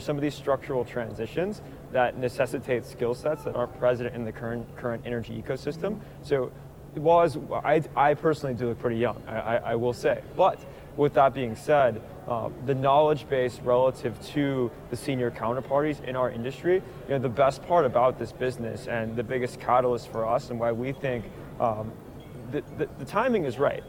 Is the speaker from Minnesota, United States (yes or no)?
no; Tulsa, Oklahoma, United States; I grew up in Tulsa